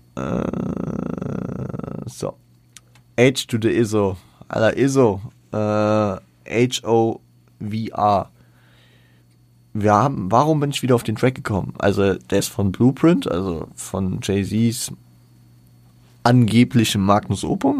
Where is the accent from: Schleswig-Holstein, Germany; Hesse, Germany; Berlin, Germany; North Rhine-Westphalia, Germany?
Hesse, Germany; Frankfurt; ich bin ja stolzer Frankfurter